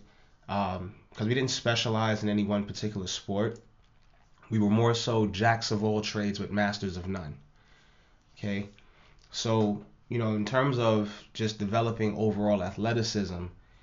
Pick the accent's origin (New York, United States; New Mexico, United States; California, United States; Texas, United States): New York, United States; New York City; growing up in the Lower East Side of Manhattan